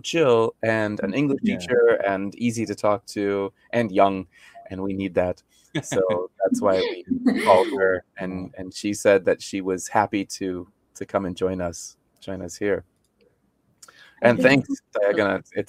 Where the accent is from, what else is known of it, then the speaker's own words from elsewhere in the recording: Arizona, United States; moved away as an adult; now in South Korea; I grew up in Arizona, of course.